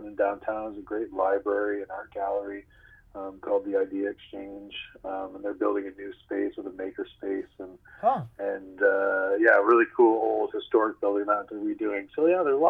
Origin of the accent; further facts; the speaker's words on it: Nova Scotia, Canada; also born or lived in Ontario; I was born in Ontario, but I moved out there when I was really little. So okay. I say I'm from Nova Scotia